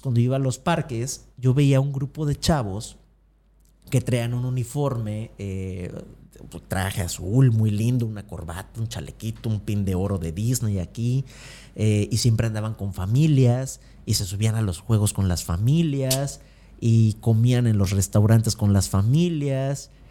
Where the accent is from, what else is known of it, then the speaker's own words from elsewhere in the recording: Acapulco, Guerrero, Mexico; moved away as an adult; yo soy de Acapulco, de una familia promedio, de clase media baja, que vivía en la Progreso